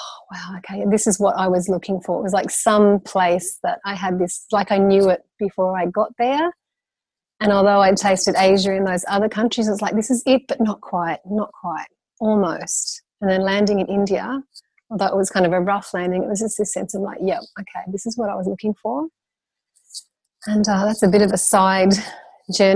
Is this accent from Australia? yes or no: yes; Brisbane, Queensland, Australia; I grew up in Brisbane, Queensland in Australia, and moved around quite a lot when I was young, but then Brisbane for the latter half